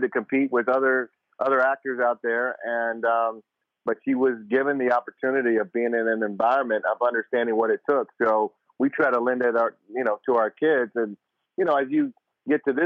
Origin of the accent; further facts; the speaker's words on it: Tucson, Arizona, United States; moved away as an adult; I grew up in Tucson